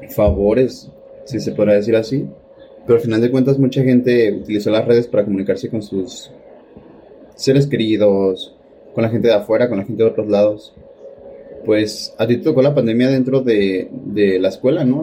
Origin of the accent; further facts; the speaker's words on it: Mexico; los mexicanos somos